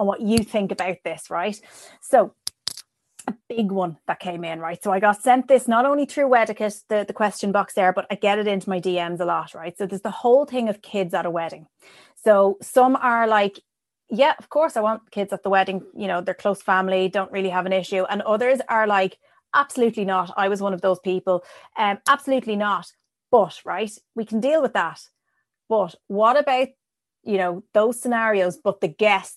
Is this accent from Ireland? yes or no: yes; Ireland; we live so vicariously as Irish weird people